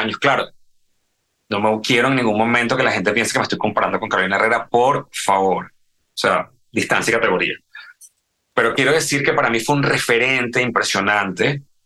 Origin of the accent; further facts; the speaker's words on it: Venezuela; moved away; yo crecí en la Venezuela de los 80